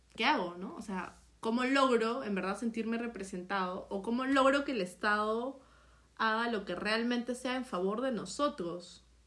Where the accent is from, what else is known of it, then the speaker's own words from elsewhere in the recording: Peru; no somos ciudadanos de Perú, sino hasta cumplir 18 años